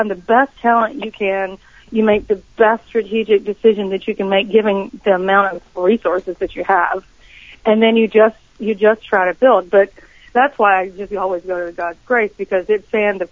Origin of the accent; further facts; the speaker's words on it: Eastern North Carolina, United States; I'm from Eastern North Carolina, where tobacco is king